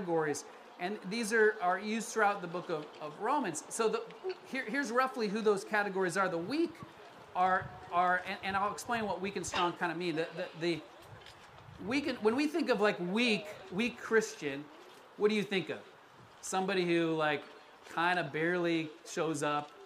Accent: Colorado, United States; moved away as an adult; also born or lived in Florida, United States; now in California, United States; I was born in Florida. I grew up in Colorado

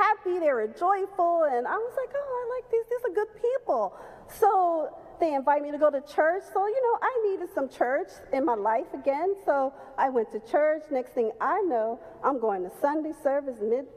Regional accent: Chicago, Illinois, United States; moved away as an adult; also born or lived in Los Angeles, California; I was born and raised in Chicago

